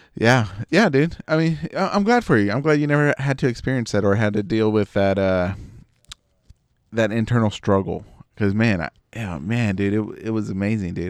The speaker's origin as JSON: {"language": "English", "region": "Texas", "country": "United States"}